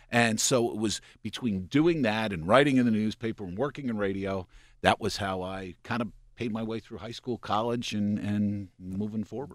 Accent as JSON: {"language": "English", "town": "Lebanon", "region": "Pennsylvania", "country": "United States", "tie": "born or raised there", "said": "I was born in Lebanon, Pennsylvania, about thirty miles east of Harrisburg"}